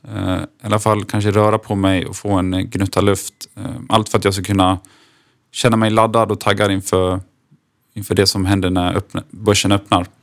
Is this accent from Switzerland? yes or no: no; Dalarna County, Sweden; accent: Dalarna dialect; moved away as an adult; now in Örebro, Sweden; Jag är en 29-årig dalmas som förhoppningsvis hörs, tror jag, på min dialekt